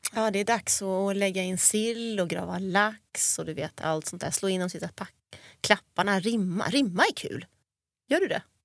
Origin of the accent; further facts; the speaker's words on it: Stockholm, Stockholm County, Sweden; accent: stockholmska; moved away as an adult; now in Skåne, Sweden; jag har ju 08 i själ och hjärta. Och dialektalt